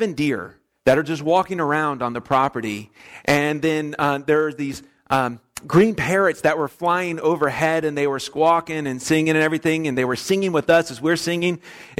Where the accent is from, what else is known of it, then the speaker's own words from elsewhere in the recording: West Palm Beach, Florida, United States; moved away as an adult; also born or lived in Orlando, Florida; now in Kansas, United States; my hometown of West Palm Beach.